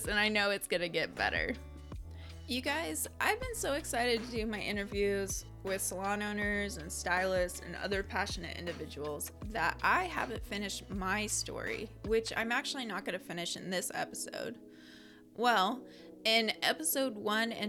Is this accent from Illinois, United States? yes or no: no; Scappoose, Oregon, United States; also born or lived in Beaverton, Oregon; Scappoose, which was about 30 minutes away and also my hometown